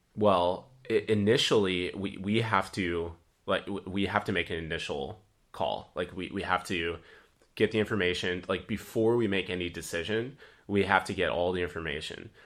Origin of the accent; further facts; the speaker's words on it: Dubuque, Iowa, United States; my hometown of Dubuque